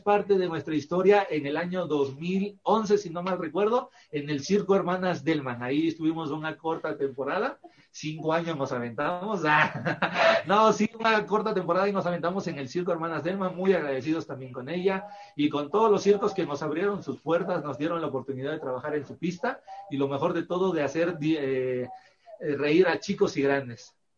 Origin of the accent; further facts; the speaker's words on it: Veracruz, Mexico; Nosotros también somos originarios de Veracruz, somos de ah. Veracruz